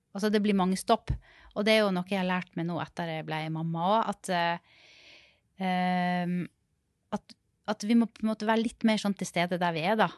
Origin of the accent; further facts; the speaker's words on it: Sunnmøre, Møre og Romsdal, Norway; also born or lived in Rogaland; now in Oslo, Norway; jeg kommer fra Sunnmøre